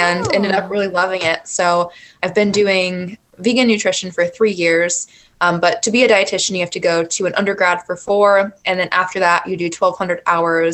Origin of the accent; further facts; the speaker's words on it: Indiana, United States; moved away as an adult; now in Arizona, United States; I grew up in Indiana in the Midwest